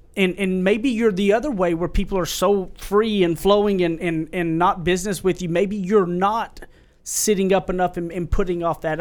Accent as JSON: {"language": "English", "town": "Carlisle", "country": "United States", "tie": "born or raised there", "also_born_or_lived": "Tyler", "moved": "yes", "said": "back to my hometown where I went to high school."}